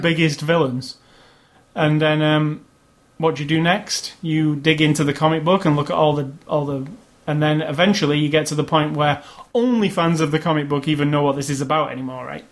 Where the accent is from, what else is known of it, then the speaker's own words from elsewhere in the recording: Manchester, North West England, United Kingdom; my hometown of Manchester